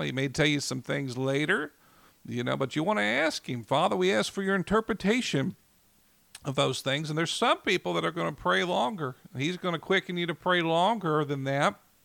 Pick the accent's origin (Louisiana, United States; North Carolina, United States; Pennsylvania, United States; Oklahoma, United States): Oklahoma, United States; Oklahoma City; I grew up here in Oklahoma City